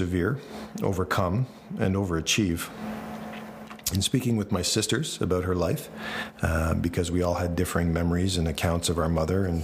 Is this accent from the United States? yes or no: no; Kingston, Ontario, Canada; were able to somehow earn and save enough money to buy the house we grew up in on Victoria Street